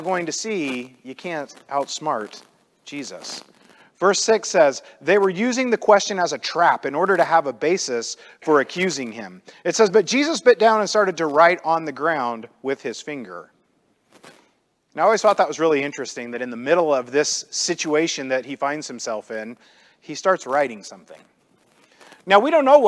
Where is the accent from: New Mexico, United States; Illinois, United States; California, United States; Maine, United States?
Illinois, United States; I grew up in the Midwest. I grew up in Illinois.